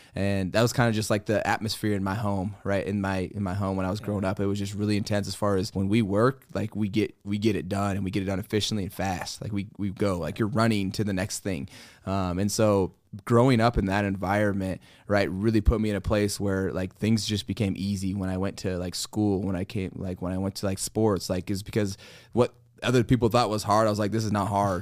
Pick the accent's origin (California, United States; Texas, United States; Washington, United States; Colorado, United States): Colorado, United States; I'm from Colorado